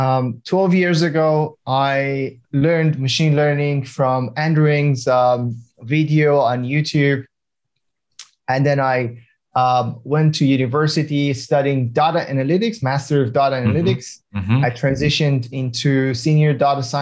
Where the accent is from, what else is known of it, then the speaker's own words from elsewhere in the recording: Iran; moved away as an adult; now in Australia; I'm from Iran. I immigrated to Australia around 10 years ago